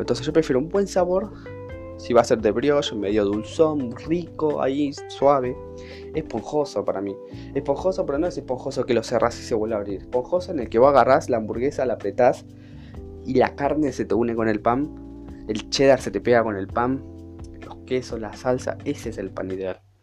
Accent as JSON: {"language": "Spanish", "town": "Virrey del Pino", "region": "Buenos Aires Province", "country": "Argentina", "said": "Soy de La Matanza, más que nada de Virrey del Pino."}